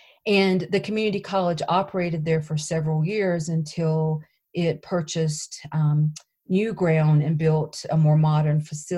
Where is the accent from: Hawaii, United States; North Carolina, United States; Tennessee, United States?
North Carolina, United States; Clinton; moved away as an adult; also born or lived in Colorado; I'm originally from North Carolina. I'm from a small town, Clinton, between Raleigh and Wilmington. And my tribe is Kahari. It's C-O-H-A-R-I-E. I grew up in that area and lived there until I went to college.